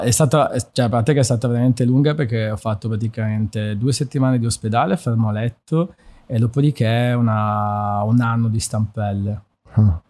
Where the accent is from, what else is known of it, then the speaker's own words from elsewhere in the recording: Friuli-Venezia Giulia, Italy; moved away as an adult; also born or lived in Trieste / Udine; now in Milan, Italy; sono nato a Trieste, poi mi sono mosso verso il centro del Friuli. Uh, la, diciamo, sono, mi sono formato con, la, con, le mie scuole, la scuola superiore, che è una bellissima scuola, il Sello di Udine